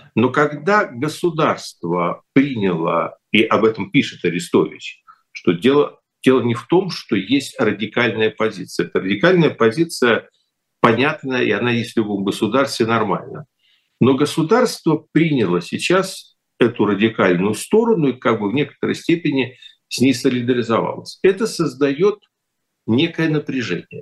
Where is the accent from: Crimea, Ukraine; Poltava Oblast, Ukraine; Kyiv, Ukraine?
Kyiv, Ukraine; moved away; я киевлянин